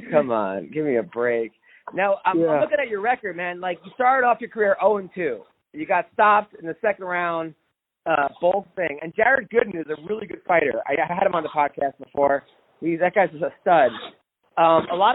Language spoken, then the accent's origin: English; Long Island, New York, United States; I'm from Long Island